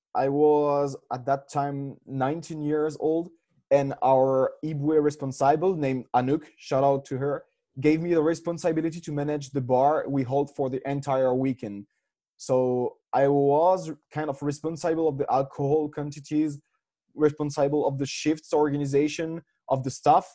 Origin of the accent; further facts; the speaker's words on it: France; moved away as an adult; also born or lived in Switzerland / Reims, France / Dublin, Ireland; now in Berlin, Germany; I come from France, but I'm half French, half Swiss.